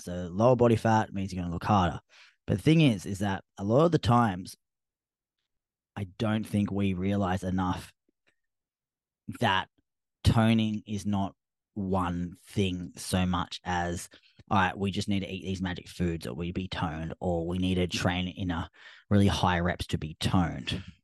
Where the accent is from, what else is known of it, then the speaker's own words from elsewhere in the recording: Australia; accent: Australian; my Australian accent